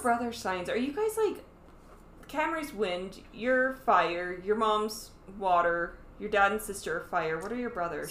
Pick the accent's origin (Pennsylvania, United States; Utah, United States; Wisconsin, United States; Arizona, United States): Utah, United States; I'm from Utah.